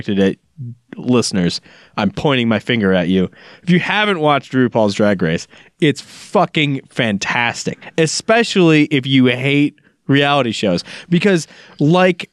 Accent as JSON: {"language": "English", "town": "Chicago", "region": "Illinois", "country": "United States", "tie": "born or raised there", "said": "when I was growing up in Chicago"}